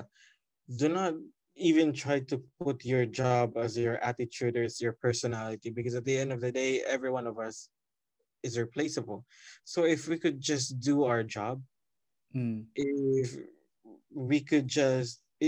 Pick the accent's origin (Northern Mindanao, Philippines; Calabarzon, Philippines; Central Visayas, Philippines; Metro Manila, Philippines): Central Visayas, Philippines; Cordova; the classes are all in Basak, and I'm from Cordoba. It's a 3-hour commute every day